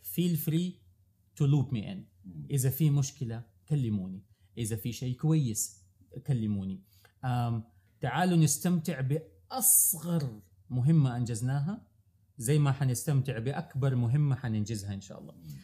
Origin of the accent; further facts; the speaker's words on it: Saudi Arabia; عندنا في السعوديه